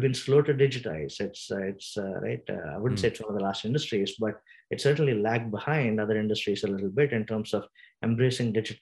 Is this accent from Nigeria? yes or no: no; India; moved away; I come from India